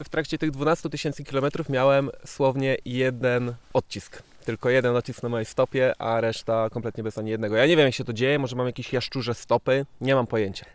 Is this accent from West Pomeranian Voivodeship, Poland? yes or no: no; Żory, Silesian Voivodeship, Poland; ja jestem z Żor